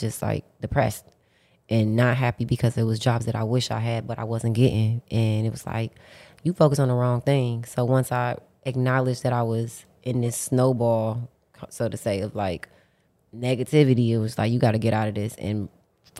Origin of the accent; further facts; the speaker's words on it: Detroit, Michigan, United States; I'm from Detroit, and like I come from the slums